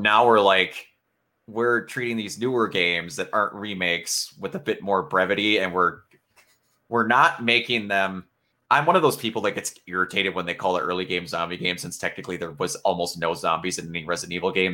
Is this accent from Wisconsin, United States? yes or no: yes; Wisconsin, United States; I don't consider myself to have an accent, but like I go outside of Wisconsin and everyone's like, "Man, you talk funny."